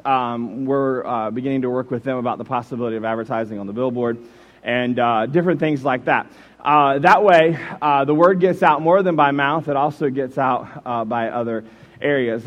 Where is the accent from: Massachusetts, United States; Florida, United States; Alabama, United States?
Florida, United States; Jacksonville; moved away as an adult; also born or lived in Warren, Michigan; I grew up in Jacksonville, Florida